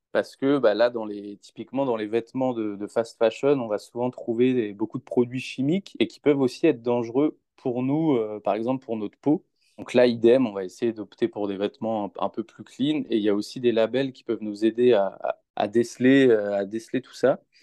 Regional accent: Rennes, Brittany, France; moved away as an adult; now in Lyon, France; je suis originaire de Rennes, mais euh, je vis sur Lyon là, depuis près de deux ans

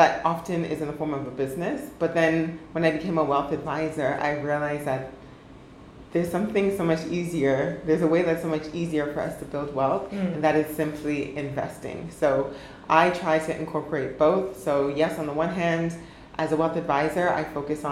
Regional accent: Ottawa, Ontario, Canada; growing up in Ottawa

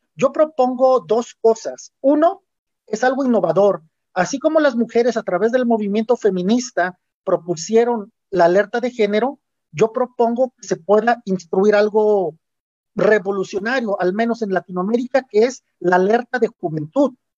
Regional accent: Chilacachapa, Guerrero, Mexico; moved away as an adult; also born or lived in Iguala / Puebla; yo soy del estado de Guerrero, soy originario de una comunidad indígena que se llama Chilacachapa

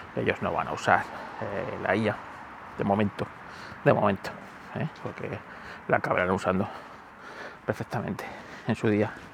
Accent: Spain

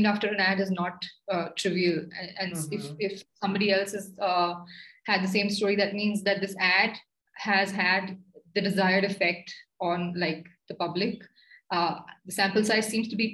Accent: India; as an Indian

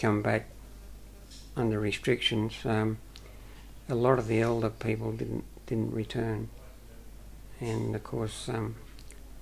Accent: Erina, Central Coast, New South Wales, Australia; also born or lived in Gosford; now in Pittsworth, Australia; I grew up in New South Wales, a place called Arimba, and it's near Gosford on the Central Coast. I was born in Gosford, actually

